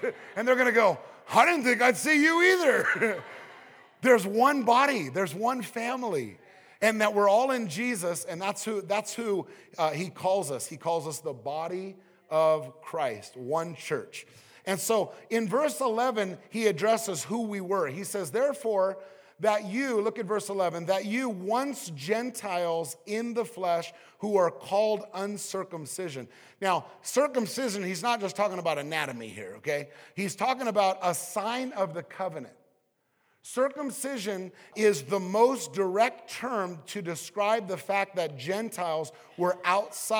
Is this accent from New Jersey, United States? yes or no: no; Southern California, United States; I was raised in Southern California